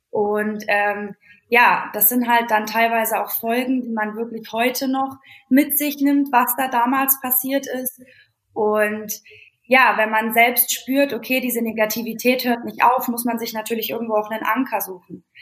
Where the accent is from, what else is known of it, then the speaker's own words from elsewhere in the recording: Bavaria, Germany; Also ich selbst bin 29, ganz frisch jetzt und ja, ich bin aufgewachsen im bayerischen Wald